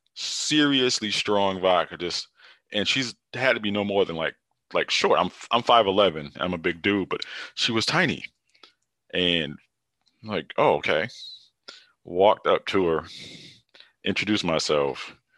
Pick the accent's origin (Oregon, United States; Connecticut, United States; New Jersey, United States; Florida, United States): Connecticut, United States; Hartford; I'm from Hartford, Connecticut